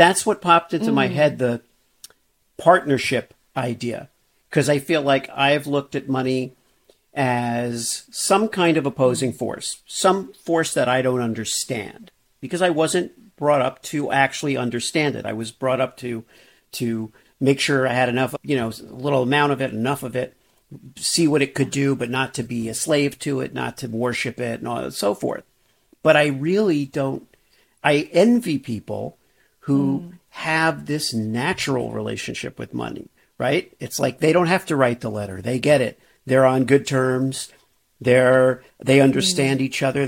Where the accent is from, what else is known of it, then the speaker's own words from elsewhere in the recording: Miami, Florida, United States; I grew up in Miami.